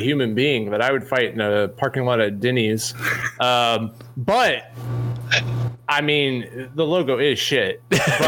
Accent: Missouri, United States; I grew up in Missouri

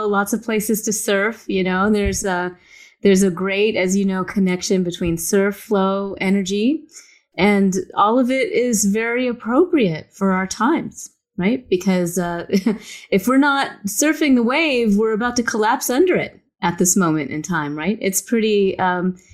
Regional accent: the South, United States; I grew up in the South and all my friends were Baptist

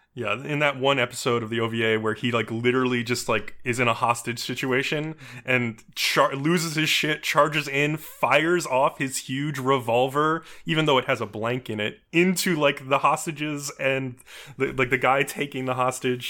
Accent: New York, United States; As a New Yorker myself

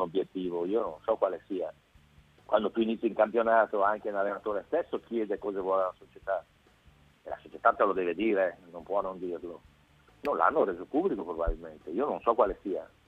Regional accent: Brescia, Lombardy, Italy; essendo bresciano, l'ho visto quando giocava ancora all'oratorio o la squadra della Bonutas che è la squadra mm, di un centro sportivo dove sono cresciuti moltissimi giocatori, compreso, compreso io

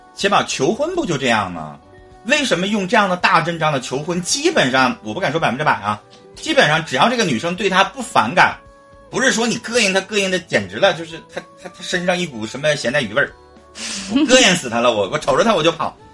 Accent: Harbin, Heilongjiang, China; 我是哈尔滨的

